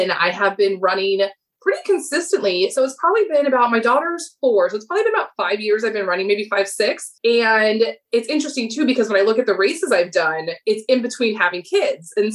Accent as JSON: {"language": "English", "town": "Miami", "region": "Florida", "country": "United States", "tie": "born or raised there", "said": "I'm here in sunny South Florida, so just born and raised in Miami"}